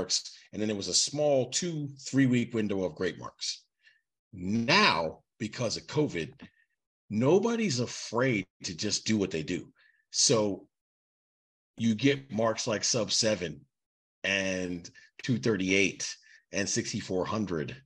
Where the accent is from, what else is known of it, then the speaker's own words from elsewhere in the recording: New York, United States; I am a New Yorker